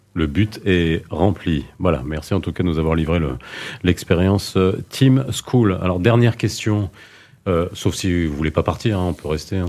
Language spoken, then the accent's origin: French; France; j'ai grandi en France